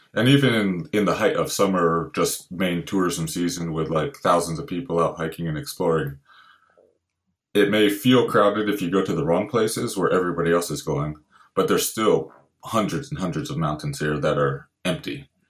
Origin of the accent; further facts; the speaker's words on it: Santa Barbara, California, United States; moved away as an adult; now in Lofoten, Norway; I grew up in Santa Barbara, California originally